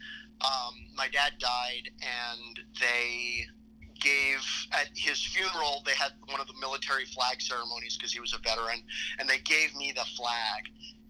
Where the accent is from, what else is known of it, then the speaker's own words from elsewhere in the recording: Seattle, Washington, United States; moved away as an adult; also born or lived in Philadelphia; I was 6 years old, and I grew up in Seattle